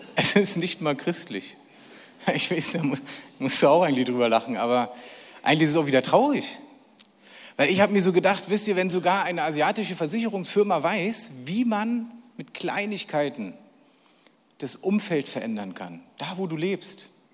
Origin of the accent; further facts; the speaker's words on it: Berlin, Germany; ich bin echter Berliner und zwar wirklich ein echter, echter. Ich bin in Berlin geboren, ich bin dort gelebt und alles, was ich mache, mache ich in Berlin.